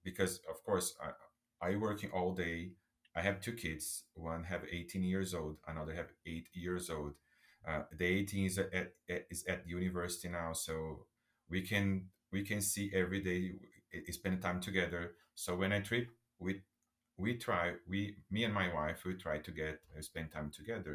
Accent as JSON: {"language": "English", "town": "São Caetano do Sul", "region": "São Paulo", "country": "Brazil", "tie": "born or raised there", "said": "I start as a bellboy in a hotel in my city, in my hometown, my city, in São Caetano do Sul"}